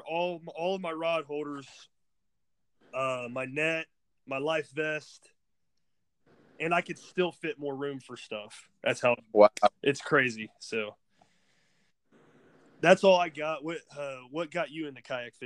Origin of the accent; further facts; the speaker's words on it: New Carlisle, Ohio, United States; I'm from New Carlisle, Ohio. It's in between Springfield and Dayton